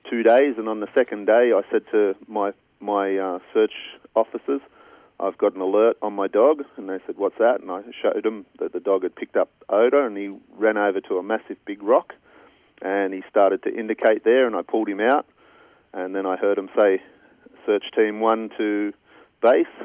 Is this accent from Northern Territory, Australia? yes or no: no; Brighton-le-Sands, New South Wales, Australia; I was raised in Brighton-le-Sands